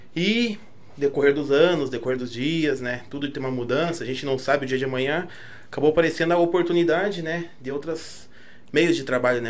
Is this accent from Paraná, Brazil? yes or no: yes; Curitiba, Paraná, Brazil; Nasci em Curitiba mesmo